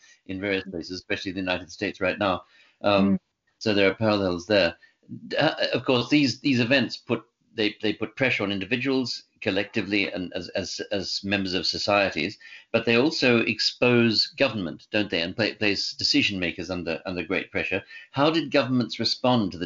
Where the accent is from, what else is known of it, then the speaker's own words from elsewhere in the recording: Australia; moved away; I grew up in Australia